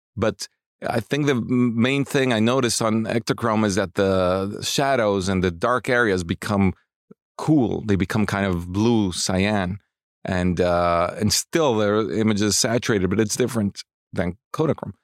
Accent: Mexico City, Mexico; I grew up in Mexico City

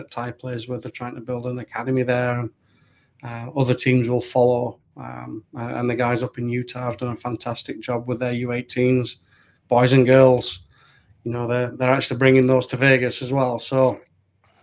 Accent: Keighley, Yorkshire and the Humber, United Kingdom; now in United States; I came from Keighley Albion back in England

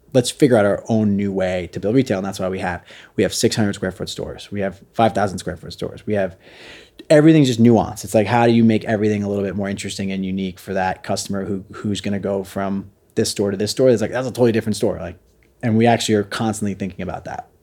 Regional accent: Jersey Shore, New Jersey, United States; also born or lived in Brooklyn, New York; we lived down in my hometown on the Jersey Shore

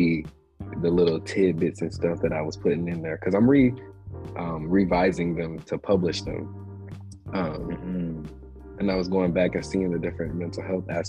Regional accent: South Carolina, United States; I'm from South Carolina

